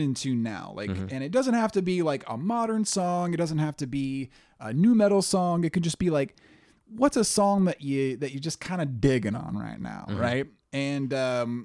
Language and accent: English; near Tulsa, Oklahoma, United States; Coming back from Tulsa, we lived out in the country